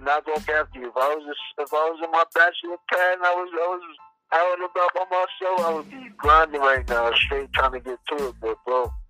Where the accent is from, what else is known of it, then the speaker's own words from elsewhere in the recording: Long Island, New York, United States; I'm from Long Island, Strong Island.